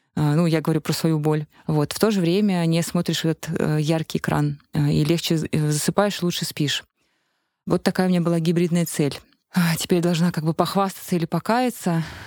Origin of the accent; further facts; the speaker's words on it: Khimki, Moscow Oblast, Russia; moved away; я сама из Химок, но теперь там не живу.